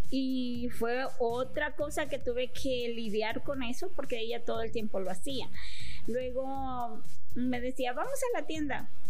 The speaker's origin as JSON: {"language": "Spanish", "region": "Chalatenango", "country": "El Salvador", "tie": "born or raised there", "also_born_or_lived": "San Salvador", "moved": "yes", "said": "nací en la capital. Nací en la capital, me crié en, al norte en Chalatenango."}